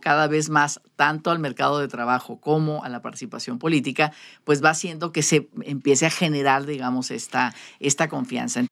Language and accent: Spanish; Sonora, Mexico; somos sonorenses